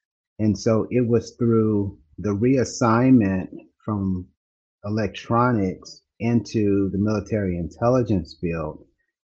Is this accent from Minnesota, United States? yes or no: no; Los Angeles, California, United States; now in Dallas, United States; I didn't grow up here in Texas. I'm a transplant. I grew up in California. And my grandmother lived in San Bernardino. We lived in Los Angeles.